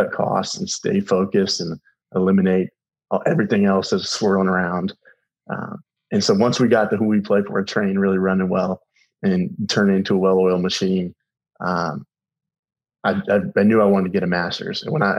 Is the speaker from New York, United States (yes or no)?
no; Tallahassee, Florida, United States; Even though I grew up in Talley